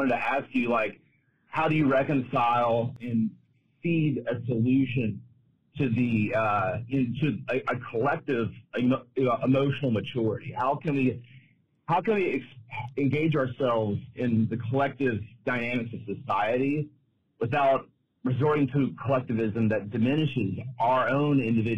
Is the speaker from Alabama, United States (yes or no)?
yes; Mobile, Alabama, United States; I'm from Mobile, Alabama